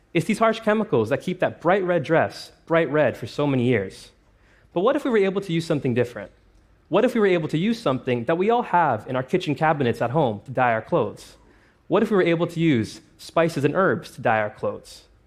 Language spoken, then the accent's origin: English; Toronto, Ontario, Canada; my hometown of Toronto